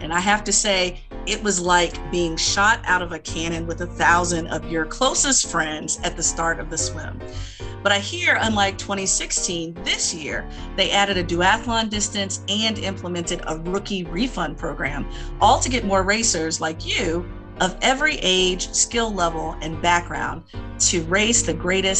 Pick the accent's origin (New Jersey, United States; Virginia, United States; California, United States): Virginia, United States; We know my home state of Virginia, that I often Bash on this podcast.